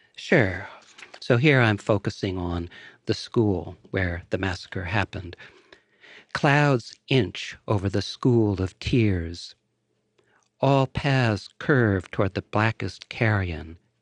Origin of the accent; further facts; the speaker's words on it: Woodbury, Connecticut, United States; moved away; the small town where I grew up